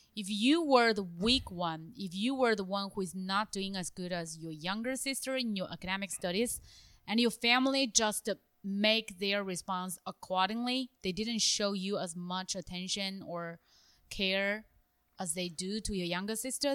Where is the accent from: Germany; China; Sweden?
China; moved away; my hometown city, or the capital city of my hometown province